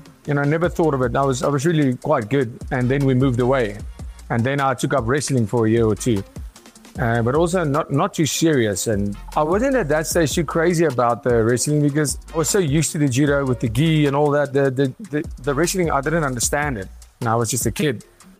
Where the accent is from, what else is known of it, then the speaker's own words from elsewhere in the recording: Pretoria, Gauteng, South Africa; Yes. Yeah. We see a lot of crime all the time.